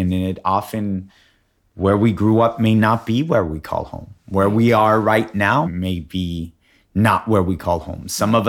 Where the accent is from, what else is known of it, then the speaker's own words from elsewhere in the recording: Alaska, United States; born there; I was born in Alaska.